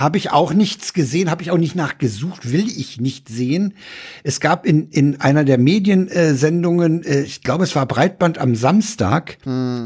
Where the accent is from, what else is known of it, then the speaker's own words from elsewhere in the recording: Germany; als Deutsche